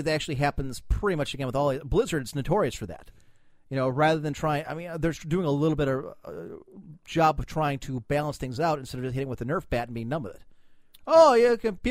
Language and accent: English; Ohio, United States; being from Ohio